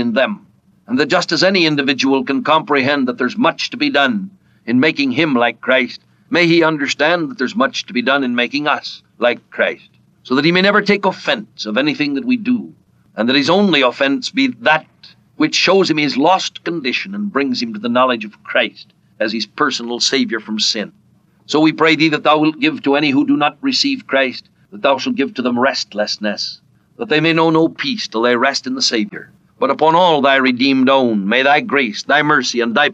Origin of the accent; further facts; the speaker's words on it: California, United States; When I was a small boy, I was brought up in California